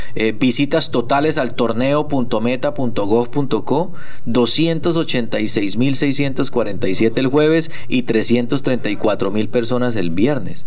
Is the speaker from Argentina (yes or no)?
no; Arauca, Colombia; also born or lived in Bogotá; estaba estudiando lejos de mi terruño, de Arajuca